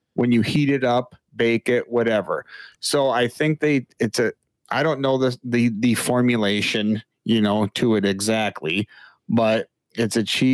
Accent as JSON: {"language": "English", "region": "Wisconsin", "country": "United States", "tie": "born or raised there", "said": "we were little toddlers growing up in Wisconsin"}